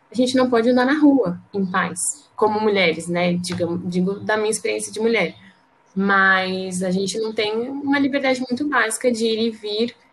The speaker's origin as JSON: {"language": "Portuguese", "town": "Osasco", "region": "São Paulo", "country": "Brazil", "said": "Eu sou advogada, sou de Osasco, em São Paulo"}